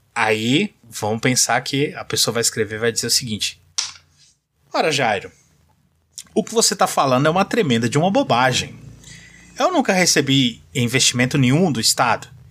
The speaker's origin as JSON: {"language": "Portuguese", "region": "São Paulo", "country": "Brazil", "tie": "born or raised there", "moved": "yes", "said": "Eu nasci em São Paulo, né? Não moro em São Paulo hoje, mas eu sou de lá"}